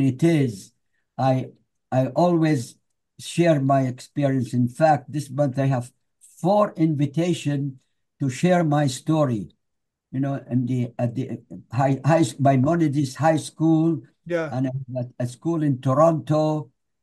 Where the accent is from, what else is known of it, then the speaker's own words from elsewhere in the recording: Iraq; now in United States; left Iraq and the history behind it